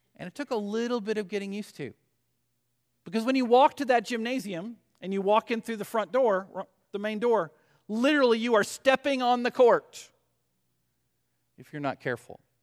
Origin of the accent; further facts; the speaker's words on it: Arkansas, United States; We'll say it's Arkansas since I've picked up my home state for a little while.